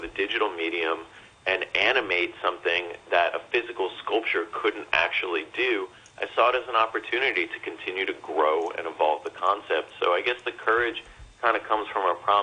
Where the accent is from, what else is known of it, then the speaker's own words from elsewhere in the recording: New York, United States; also born or lived in Manhattan, New York City / Westchester; I'm born and raised in New York